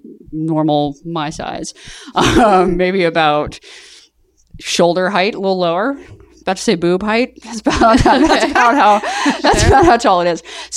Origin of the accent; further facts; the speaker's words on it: Southern US, United States; Well, I'm from the South.